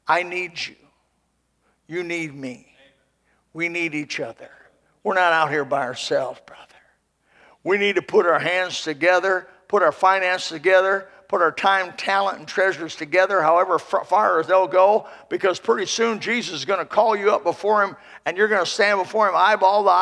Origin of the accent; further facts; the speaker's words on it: Indiana, United States; moved away; I'm from Indiana originally